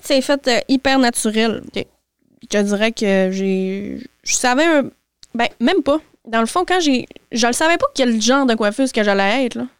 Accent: Saint-Fé, Quebec, Canada; J'ai grandi tout mon secondaire, mon primaire à Saint-Fé

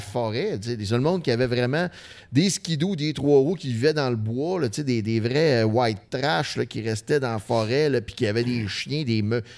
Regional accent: Saguenay, Quebec, Canada; nous autres, on vient du Saguenay, OK? Mais notre, notre jeunesse, notre enfance, c'est très urbain

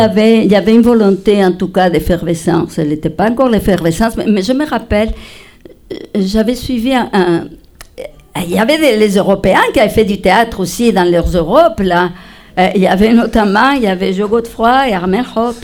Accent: Spain; French is a second language; moved away as an adult; also born or lived in Madrid; now in Rouyn-Noranda, Canada; je suis espagnole

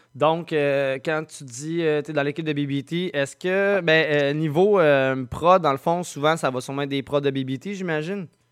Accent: Saint-Nicolas, Quebec, Canada; also born or lived in Sainte-Marie-de-Beauce; now in Saint-Narcisse, Canada; je suis natif de Saint-Nicolas

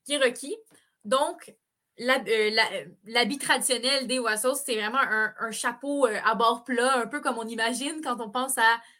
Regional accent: Quebec, Canada; On peut pas arriver de même en tant que Québécois et décider mm. d'apprendre ce sport-là comme ça.

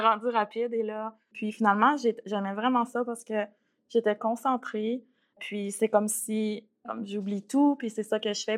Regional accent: Quebec, Canada; moved away as an adult; now in Regina, Canada; viens du Québec, ça fait quatre ans que je suis en Saskatchewan.

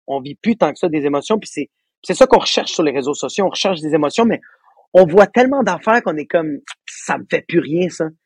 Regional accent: Laval, Quebec, Canada; je viens de Laval

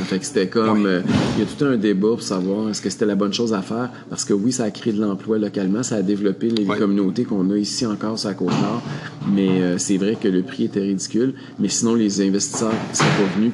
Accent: Quebec, Canada; en tant que Québécois

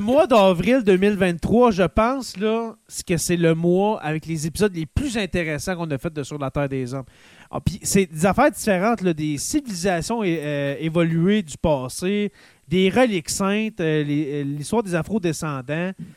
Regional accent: Abitibi, Quebec, Canada; chez nous en Abitibi

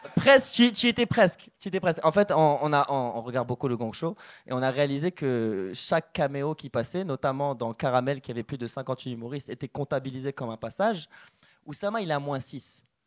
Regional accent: Morocco; moved away; je suis originaire du Maroc

